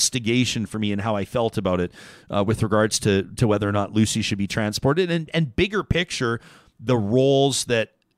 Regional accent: Calgary, Alberta, Canada; I grew up in Calgary

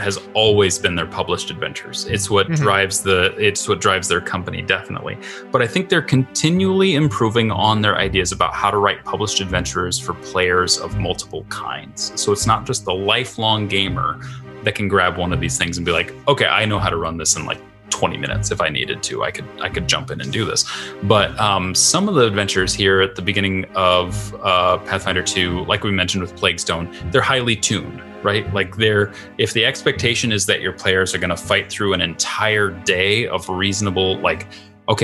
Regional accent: Midwest, United States; also born or lived in St. Paul, Minnesota; I'm a Midwesterner

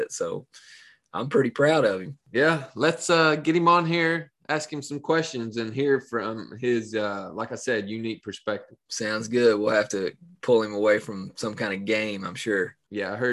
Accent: Appalachia, United States; You know, we grew up in Appalachia for us, it, it, family tradition.

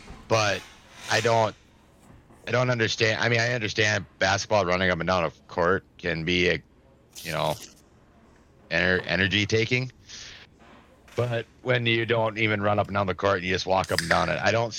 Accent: Minnesota, United States; I'm from Minnesota.

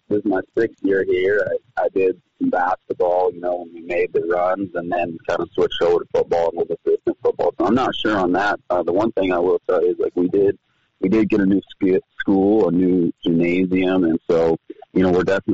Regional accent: Billings, Montana, United States; I grew up in Billings

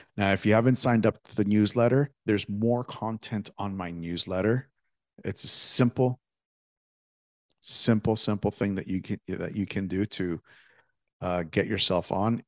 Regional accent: Canada; me growing up in Canada

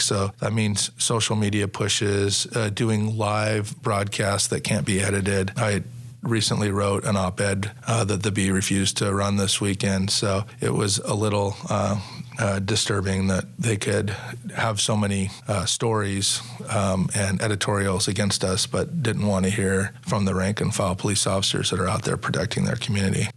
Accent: Sacramento, California, United States; I grew up in Sacramento and I, I love the city and I love the people that are here

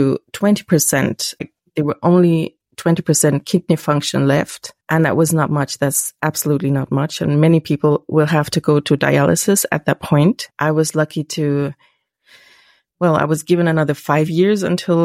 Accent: Germany; English is a second language; I'm from Germany, so my English might be like

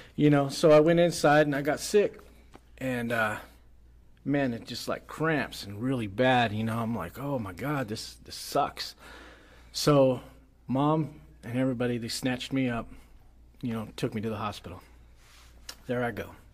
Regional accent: United States; I was from the United States and I was bilingual

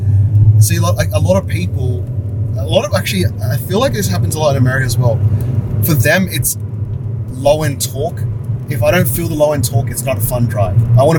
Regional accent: Sydney, New South Wales, Australia; I find it so hard to believe as a kid growing up in Sydney to never have gone to All You Can Eat Pizza Hut. Because I went a bunch of times.

